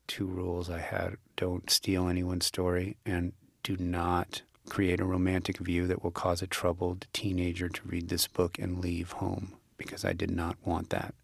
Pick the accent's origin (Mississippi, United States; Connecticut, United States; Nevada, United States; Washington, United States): Nevada, United States; Las Vegas; moved away as an adult; I was born in Las Vegas